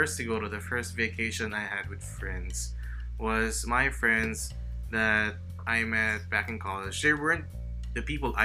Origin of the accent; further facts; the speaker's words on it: Western Visayas, Philippines; moved away; I grew up in Aklan before